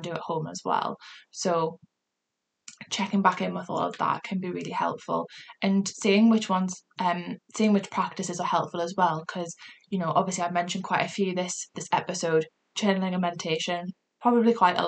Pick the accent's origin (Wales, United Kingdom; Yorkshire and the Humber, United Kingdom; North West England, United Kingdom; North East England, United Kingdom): North East England, United Kingdom; Newcastle upon Tyne; accent: Geordie; my Geordie accent